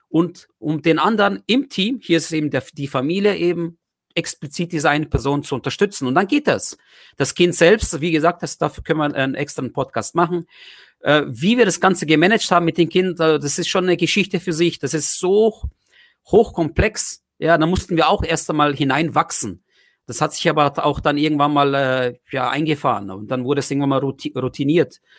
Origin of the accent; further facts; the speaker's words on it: Germany; Ich habe einfach meine ganzen Erfahrungen, die ich hatte, äh, äh, aufgewachsen in Deutschland